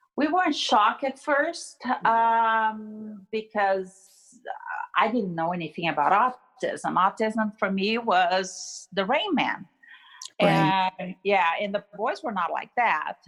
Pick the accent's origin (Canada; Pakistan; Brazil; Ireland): Brazil; moved away; I'm from Brazil and I was speaking Portuguese